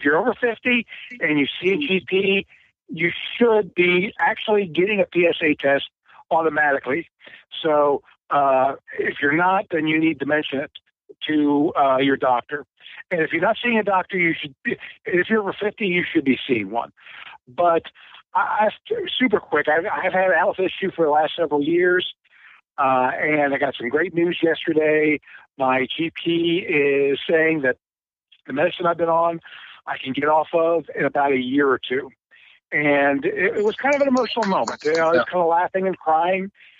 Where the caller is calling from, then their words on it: Cincinnati, Ohio, United States; from Cincinnati.